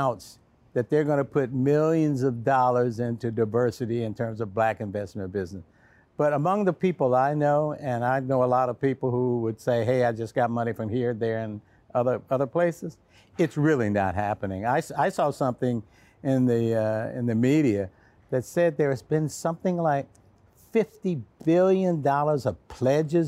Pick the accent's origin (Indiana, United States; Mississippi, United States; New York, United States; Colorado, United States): Mississippi, United States; Hickory; moved away; also born or lived in Freeport, Illinois; I grew up born in Hickory, Mississippi